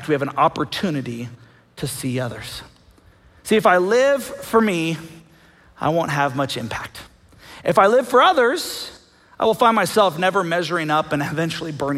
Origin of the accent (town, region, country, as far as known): United States